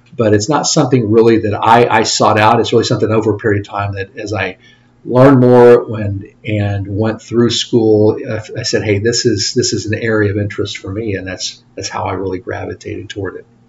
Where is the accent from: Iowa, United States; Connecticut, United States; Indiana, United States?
Indiana, United States; Lafayette; also born or lived in Bloomington, Indiana / Plainfield, Indiana / Fort Wayne, Indiana / Columbus, Ohio; I grew up in the Lafayette area